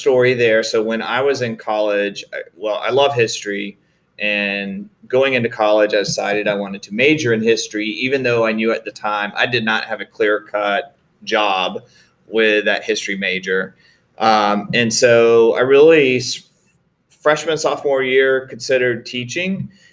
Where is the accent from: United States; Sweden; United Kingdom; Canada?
United States; Greenville, South Carolina; also born or lived in Sanford, North Carolina; my father, who was working for the textile mills, was relocated to Greenville, South Carolina. And that's where I spent my elementary and high school years, was in Greenville, South Carolina